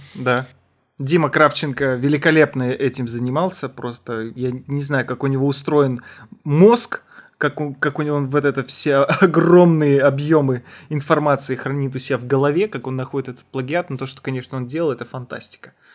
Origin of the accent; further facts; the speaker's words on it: Almaty, Kazakhstan; я из Алматы был